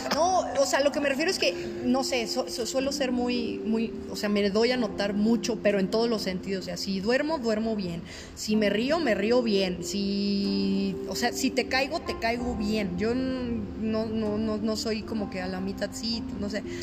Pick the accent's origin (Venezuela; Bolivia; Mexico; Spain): Mexico; para ser mexicana es difícil